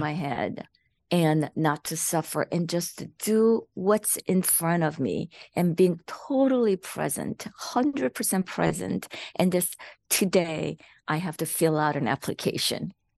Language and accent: English; South Korea; born or raised there; English is a second language; moved away as an adult; now in United States